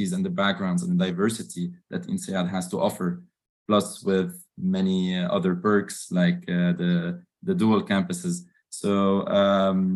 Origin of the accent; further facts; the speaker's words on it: Lebanon; moved away as an adult; also born or lived in Dubai, United Arab Emirates; I'm Lebanese, born and raised in Lebanon, and I've moved after my bachelor's to Dubai for 7 years.